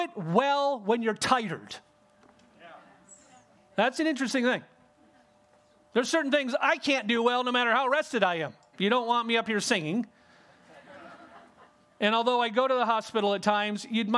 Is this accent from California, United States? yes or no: yes; California, United States; I grew up in California